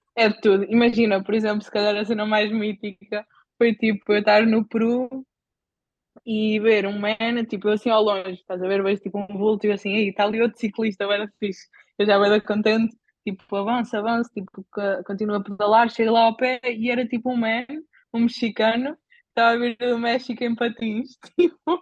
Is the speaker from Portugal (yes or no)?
yes; Bajouca, Portugal; also born or lived in Caldas da Rainha; sou, sou da Bajoca, tenho 27 anos